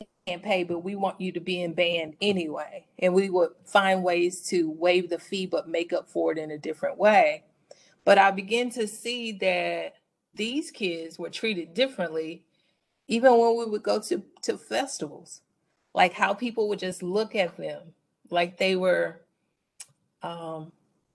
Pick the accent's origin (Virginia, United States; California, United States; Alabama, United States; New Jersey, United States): Alabama, United States; Mobile; moved away as an adult; also born or lived in Illinois / Indiana; now in Arizona, United States; I'm from Mobile, Alabama, the South, where just like other regions of the country, schooling is very segregated